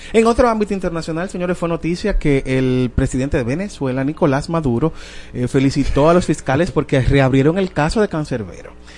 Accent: Dominican Republic; nosotros, de verdad, como dominicanos

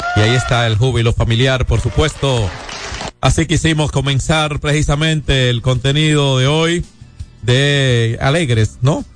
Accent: Dominican Republic; como dominicanos

